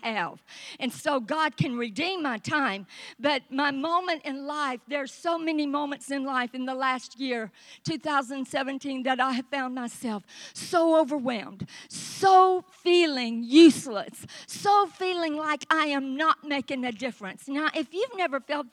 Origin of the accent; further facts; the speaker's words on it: Vicksburg, Mississippi, United States; moved away as an adult; also born or lived in Southeast Texas; a little girl born and raised in Vicksburg, Mississippi, was going to marry a guy from Texas